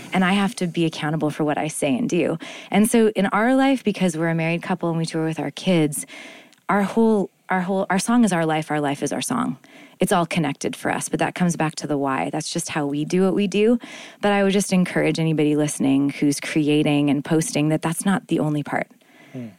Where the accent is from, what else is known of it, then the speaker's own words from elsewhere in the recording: Winnipeg, Manitoba, Canada; Winnipeg, I'm from Canada.